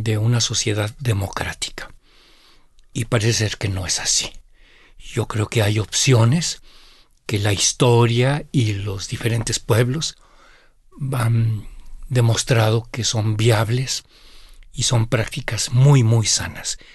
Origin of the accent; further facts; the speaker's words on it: Mexico; nuestro devenir como mexicanos